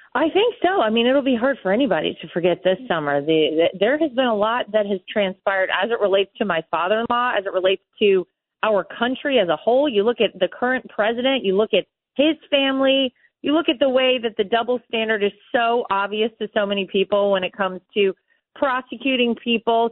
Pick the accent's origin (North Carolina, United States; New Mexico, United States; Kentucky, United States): North Carolina, United States; moved away; I grew up in North Carolina.